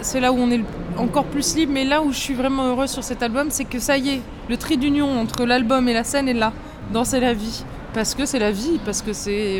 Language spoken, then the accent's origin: French; south of France, France; moved away as an adult; now in Paris, France; c'est notre euh, région, on est très fiers